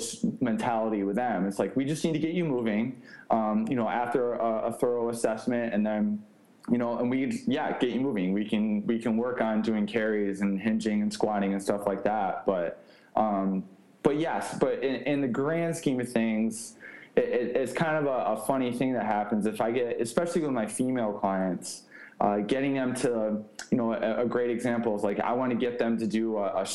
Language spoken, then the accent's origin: English; New York, United States; born or raised there; moved away